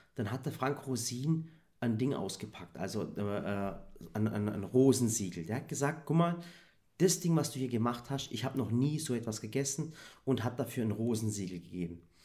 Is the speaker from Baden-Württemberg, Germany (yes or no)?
yes; Swabia, Baden-Württemberg, Germany; weil ich ja selber Schwabe bin, war ich auch noch für die Schwaben